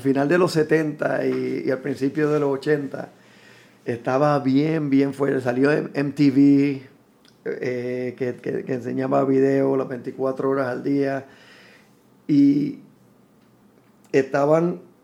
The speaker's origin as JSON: {"language": "Spanish", "town": "San Juan", "country": "Puerto Rico", "tie": "born or raised there", "moved": "as an adult", "said": "colinas de Fairview, que es donde crecí en, crecí en Fairview, en Coupey"}